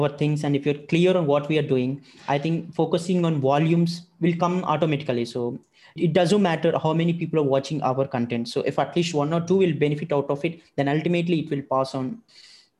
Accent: India; I'm from India.

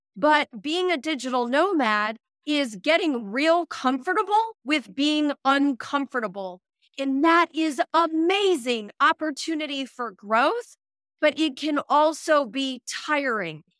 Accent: United States; moved away as an adult; the same alphabet that I am used to from the United States

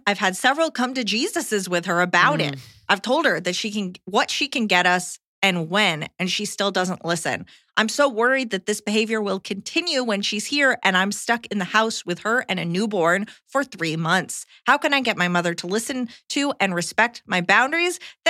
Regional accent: United Kingdom; now in Japan; I'm British, but have lived in Japan the last 14 plus years, and I'm fully settled here.

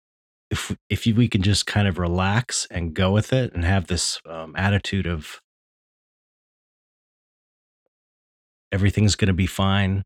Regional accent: United States; I'm an American

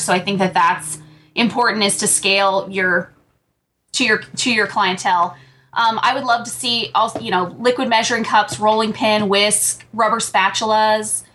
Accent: Pennsylvania, United States; moved away as an adult; also born or lived in Phoenix; I am from Pennsylvania originally.

